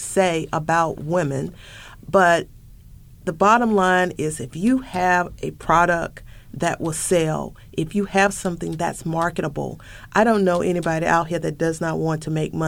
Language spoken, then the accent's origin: English; the South, United States; I'm also from the South. Not only am I a woman of color, I am a woman from the South